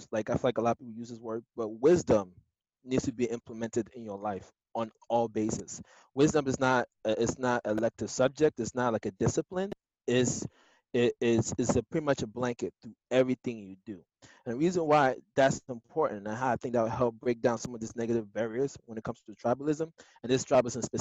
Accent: Nigeria; So like now, as a Nigerian, there are certain things that my mom, my mom would want me to marry a Nigerian, right?

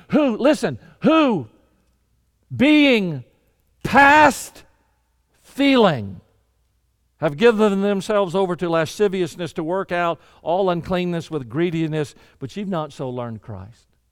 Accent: Deep South, United States; I was raised in the Deep South

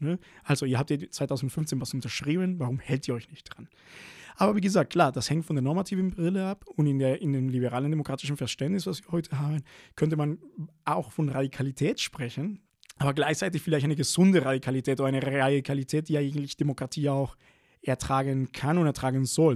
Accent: Venezuela; now in Berlin, Germany; bin ich in Venezuela aufgewachsen

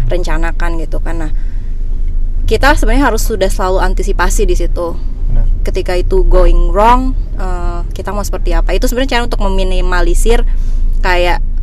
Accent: Bali, Indonesia; now in Jakarta, Indonesia; Jadi waktu aku pindah dari Bali ke Jakarta

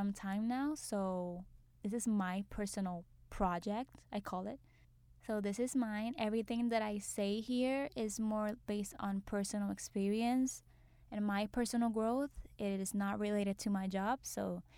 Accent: Puerto Rico; moved away as an adult; now in New York, United States; I was born and raised in Puerto Rico. Now I'm living in New York

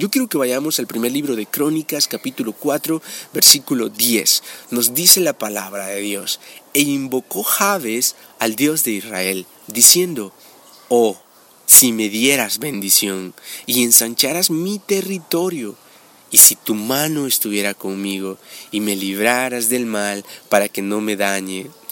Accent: El Salvador; en mi país, El Salvador

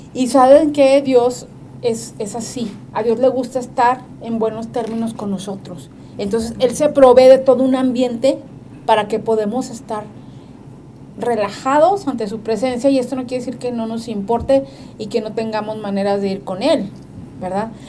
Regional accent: northern Mexico, Mexico; nosotros que somos norteños

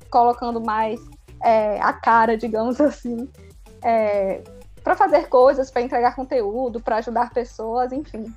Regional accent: Bahia, Brazil; Sou da Bahia.

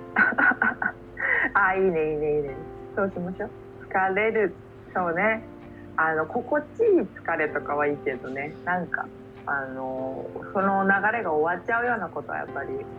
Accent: Tokyo's 23 wards, Japan; 生まれ育った23個を離れ心機一転、えー、一人暮らしを始めようと思います

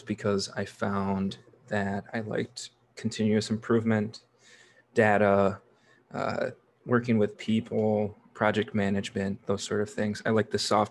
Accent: Neenah, Wisconsin, United States; also born or lived in Milwaukee, Wisconsin; I grew up in Neenah, which is right in the Fox Valley of Wisconsin, kind of in the center of the state

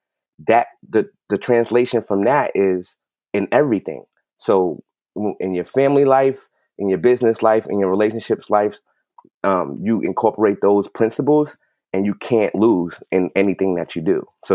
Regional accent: New York City, New York, United States; growing up in New York City, you know, basketball was life.

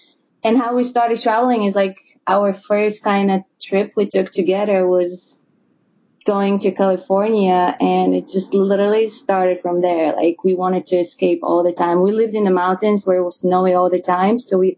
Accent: Bulgaria; English is a second language; moved away as an adult; also born or lived in Colorado; I'm originally from Bulgaria, and Mike is from Atlanta, Georgia. But we met in snowy Colorado.

